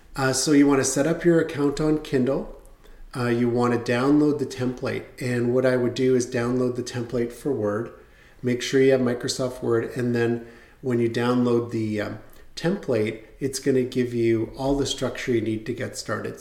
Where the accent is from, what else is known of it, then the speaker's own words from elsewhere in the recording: Canada; As a Canadian, you had to register with the US government